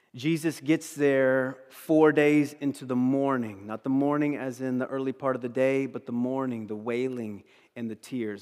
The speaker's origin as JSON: {"language": "English", "region": "East Coast", "country": "United States", "moved": "yes", "said": "I'm from the East Coast"}